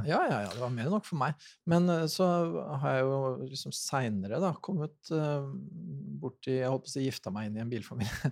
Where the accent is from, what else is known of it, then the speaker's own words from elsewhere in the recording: Sarpsborg, Østfold, Norway; jeg er jo fra Sarpsborg